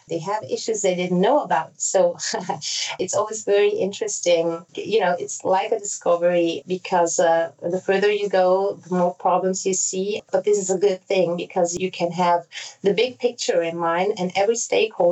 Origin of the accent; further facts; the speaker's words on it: Basel, Basel-Stadt, Switzerland; first language Italian and German; English is a second language; also born or lived in Zurich, Switzerland; I was born in Switzerland and grew up here first in Basel, and then I moved to Zurich